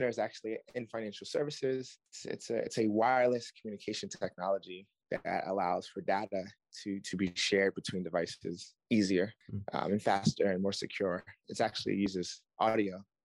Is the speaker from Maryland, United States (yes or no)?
yes; Baltimore, Maryland, United States; I'm from Baltimore